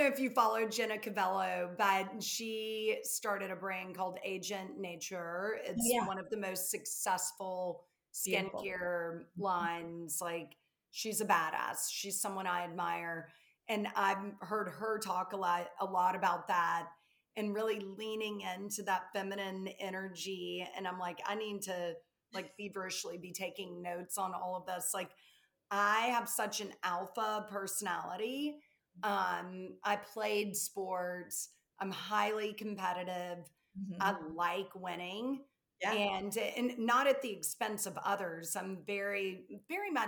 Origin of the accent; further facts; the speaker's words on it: the South, United States; accent: Southern; I'm from the South, if you can't tell from my accent